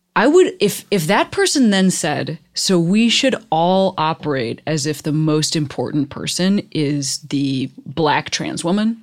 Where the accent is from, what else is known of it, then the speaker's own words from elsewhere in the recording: Chicago, Illinois, United States; I grew up in Chicago.